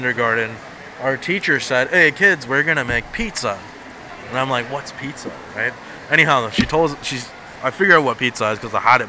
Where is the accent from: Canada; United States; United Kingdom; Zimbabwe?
Canada; first language Punjabi; also born or lived in New Delhi, India; I came to Canada as a child, I wasn't born in Canada. Okay. I was born in India, in New Delhi. So I was brought up as, you know, you speak Punjabi at home